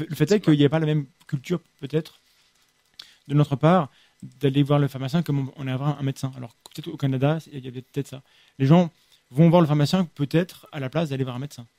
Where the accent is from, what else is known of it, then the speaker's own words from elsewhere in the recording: France; par chez nous, en France